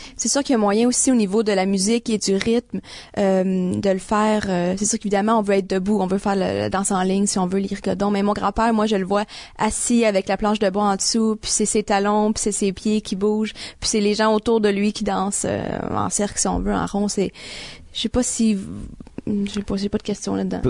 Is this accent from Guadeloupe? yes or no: no; Quebec, Canada; je suis québécoise. Moi, mes grands, mes parents viennent de Alma.